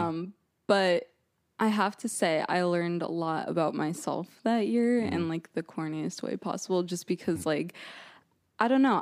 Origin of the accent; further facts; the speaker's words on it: Monmouth County, New Jersey, United States; now in Boston, United States; I'm from New Jersey originally